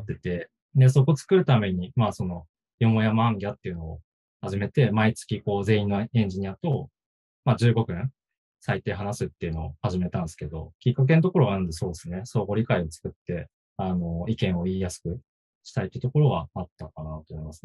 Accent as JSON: {"language": "Japanese", "region": "Aomori", "country": "Japan", "tie": "born or raised there"}